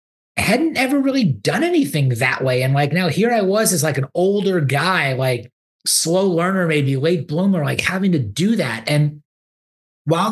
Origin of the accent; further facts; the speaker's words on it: Great Neck, New York, United States; moved away as an adult; also born or lived in Ann Arbor, Michigan; now in Houston, United States; I grew up in Great Neck, North Shore